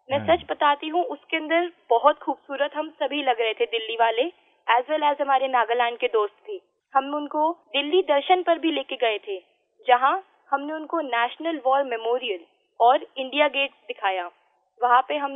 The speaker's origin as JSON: {"language": "Hindi", "region": "Delhi", "country": "India", "said": "मैं दिल्ली की रहने वाली हूँ सर"}